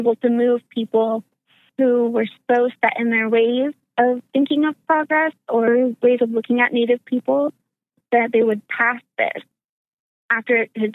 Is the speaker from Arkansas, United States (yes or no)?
yes; Arkansas, United States; moved away; I'm originally from the South, Arkansas specifically